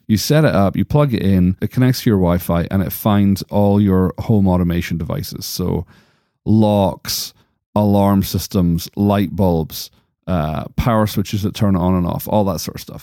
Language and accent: English; United States; accent: American